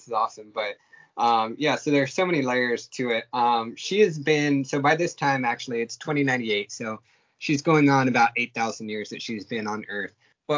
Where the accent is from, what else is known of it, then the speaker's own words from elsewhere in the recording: California, United States; born there; but I was born in March Air Force Base over in near Riverside.